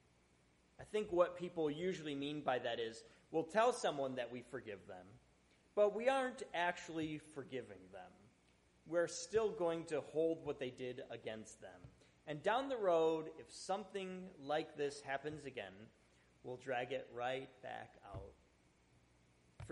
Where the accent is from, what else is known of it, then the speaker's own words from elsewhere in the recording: Buffalo, New York, United States; I grew up in Buffalo